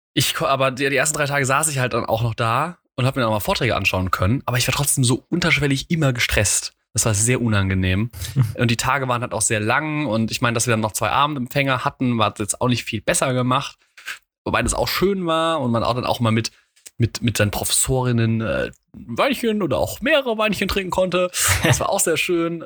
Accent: Mainz, Rhineland-Palatinate, Germany; als Mainzer

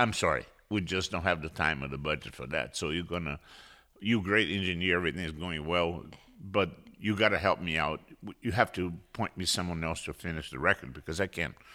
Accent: Rio de Janeiro, Brazil; I was born in Rio de Janeiro, Brazil.

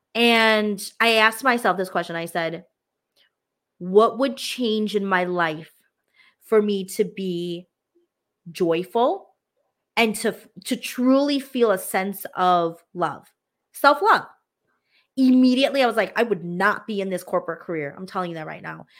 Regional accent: United States; I am Hmong American

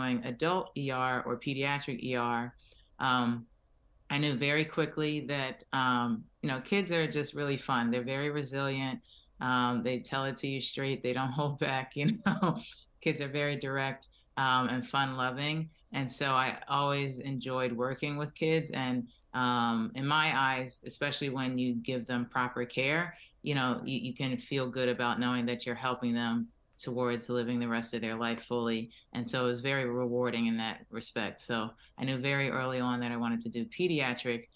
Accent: Philadelphia, Pennsylvania, United States; moved away as an adult; now in Miami, United States; I'm originally from Philadelphia

